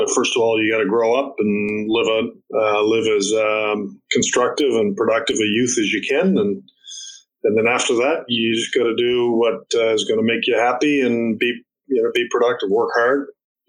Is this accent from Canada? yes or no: yes; Florenceville, New Brunswick, Canada; growing up in Florenceville is just a wonderful experience